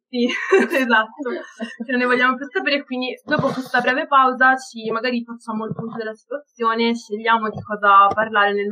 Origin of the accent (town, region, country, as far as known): Florence, Tuscany, Italy; accent: Florentine